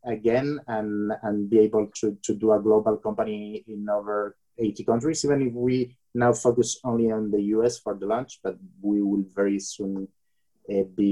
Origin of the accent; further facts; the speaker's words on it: Bilbao, Basque Country, Spain; I come from Bilbao, which is north of Spain, and very close to the borderline with France.